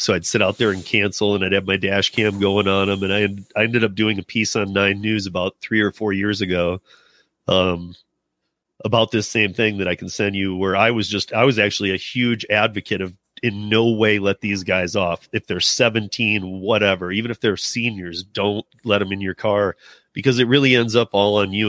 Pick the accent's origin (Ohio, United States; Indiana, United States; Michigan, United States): Michigan, United States; moved away; I'm originally from Michigan. I've been out here for, like, twenty-some years